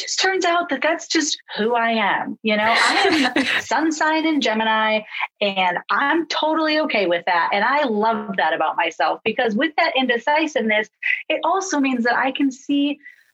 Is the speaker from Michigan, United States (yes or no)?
yes; Traverse City, Michigan, United States; a Catholic church in my hometown of Traverse City